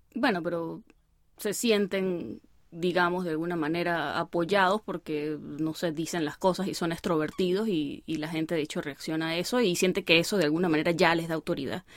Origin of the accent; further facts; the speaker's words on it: Venezuela; now in United States; uno como venezolano